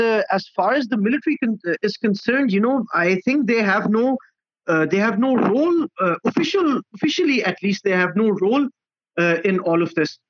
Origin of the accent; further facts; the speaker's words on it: Pakistan; as a Pakistani, uh, not as a Pakistani journalist, but as a Pakistani citizen